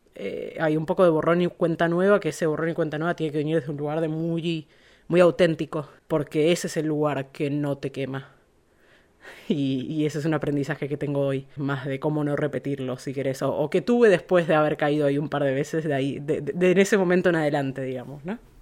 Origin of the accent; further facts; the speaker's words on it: Buenos Aires, Argentina; moved away as an adult; now in Sausalito, United States; Soy argentina, nacida en Buenos Aires.